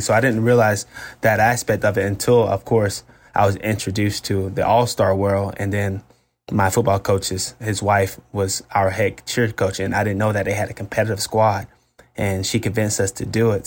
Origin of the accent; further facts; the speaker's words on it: Florida, United States; I'm a Florida State guy 'cause I'm from Florida